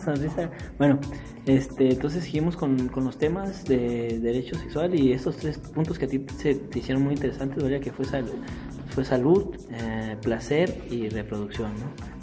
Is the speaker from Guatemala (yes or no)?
no; Mexico; nosotros como, como digamos, como ciudadanos mexicanos